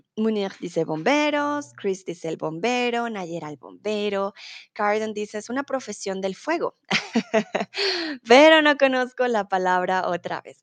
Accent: Colombia; also born or lived in Mexico; now in Germany; soy de Colombia

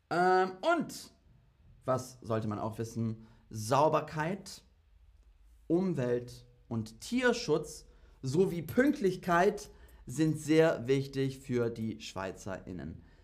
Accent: Germany; also ich bin EU-Bürger, ähm, ja, als, als Deutscher bin ich EU-Bürger

